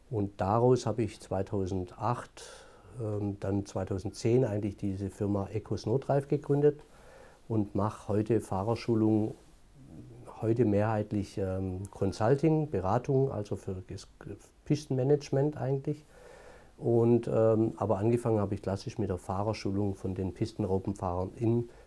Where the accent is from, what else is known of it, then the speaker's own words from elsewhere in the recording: Baden-Württemberg, Germany; born there; accent: Swabian; Auch nach 22 Jahren Entwicklungshilfe hört man das Schwäbische immer noch.